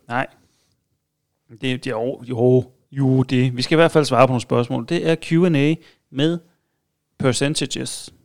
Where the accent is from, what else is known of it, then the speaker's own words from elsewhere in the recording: Funen, Southern Denmark, Denmark; Jeg er fra Fyn